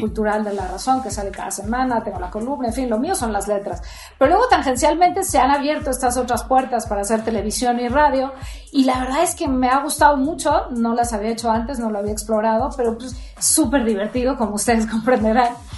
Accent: Mexico City, Mexico; soy chilanga, soy chilanga, aunque mi familia, tanto mi mamá como mi papá, eran de Tehuantepec

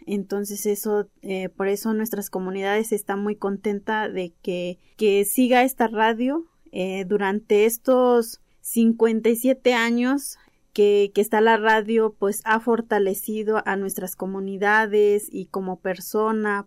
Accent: Ayotuxla, Tezcatepec, Veracruz, Mexico; yo soy de la comunidad de Ayotuxla y soy otomí. Eh, bueno, vengo del municipio de Tezcatepec

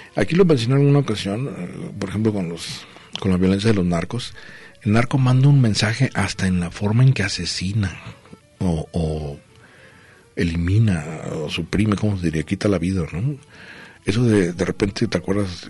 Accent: northern border, Mexico; now in Guadalajara, Mexico; mi tierra, allá a la frontera, allá es un frío

